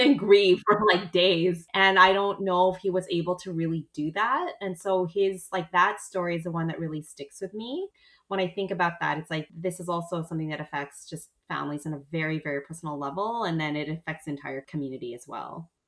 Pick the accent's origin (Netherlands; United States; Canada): Canada; as a Canadian